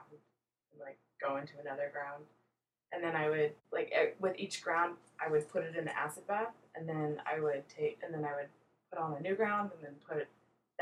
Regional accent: West Point, New York, United States; moved away; also born or lived in Indiana / Alabama / Maryland / Boston; We moved to New York because my mom is born and raised in New York

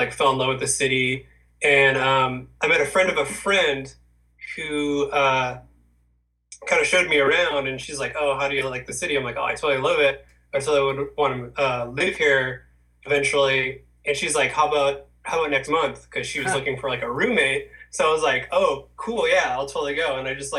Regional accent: Orange County, California, United States; also born or lived in Pasadena; I grew up in Orange County. I was born in Pasadena, but I grew up in Orange County.

